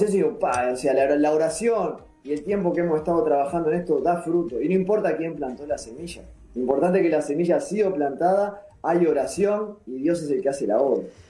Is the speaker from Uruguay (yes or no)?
yes; Uruguay; also born or lived in Italy